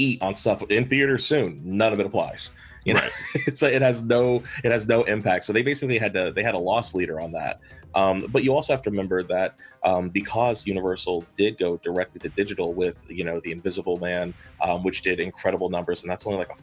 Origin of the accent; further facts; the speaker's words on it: Columbia, South Carolina, United States; now in Charleston, United States; where we grew up in Columbia